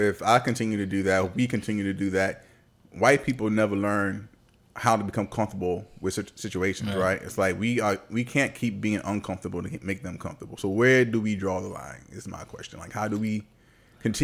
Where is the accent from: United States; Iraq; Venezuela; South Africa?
United States; Richmond, Virginia; moved away; That's why I moved from Virginia. Shout out to Richmond, Virginia, though.